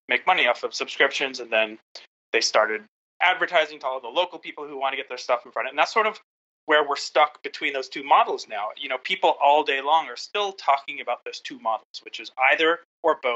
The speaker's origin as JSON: {"language": "English", "region": "Southern California", "country": "United States", "tie": "born or raised there", "said": "I grew up in Southern California, and I was surrounded by Hollywood"}